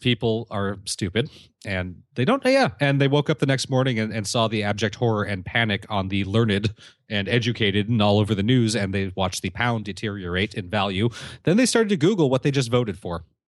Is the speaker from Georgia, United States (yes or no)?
no; California, United States; my home state of California.